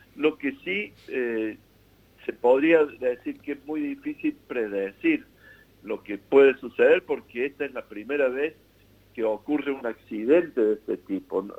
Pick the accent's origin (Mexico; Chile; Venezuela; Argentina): Argentina; Lo vemos nosotros como argentinos